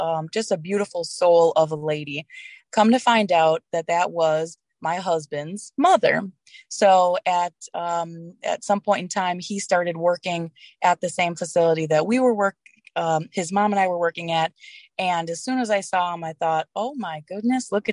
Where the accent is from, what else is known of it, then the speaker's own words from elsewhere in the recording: Wisconsin, United States; also born or lived in Colorado; now in Illinois, United States; I was born and raised in Wisconsin